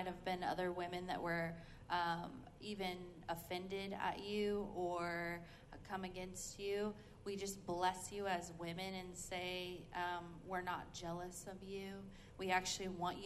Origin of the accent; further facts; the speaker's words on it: Oklahoma, United States; moved away as an adult; now in Redding, United States; We are actually from Oklahoma